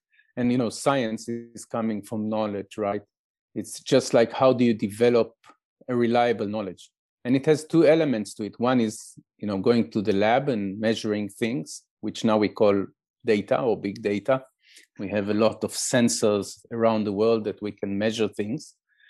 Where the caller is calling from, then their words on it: Israel; we can speak now, you speaking from France and I'm speaking from Israel.